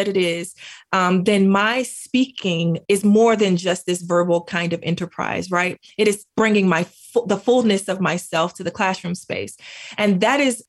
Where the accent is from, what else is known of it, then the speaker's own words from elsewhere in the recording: United States; accent: Black English; first language Black English; also born or lived in Greensboro, North Carolina; Black English is my home language.